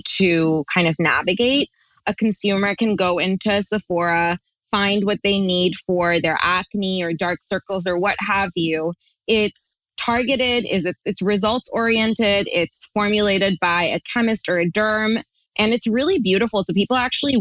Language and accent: English; Toronto, Ontario, Canada; we're from Toronto